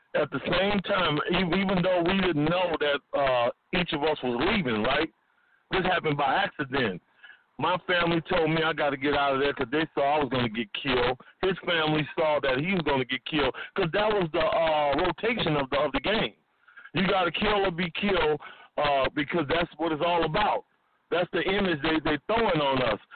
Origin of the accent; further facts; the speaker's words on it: New Orleans, Louisiana, United States; moved away as an adult; also born or lived in Richmond, California; me and Master P, you gotta understand, we are from New Orleans, Louisiana, right? We still got these accents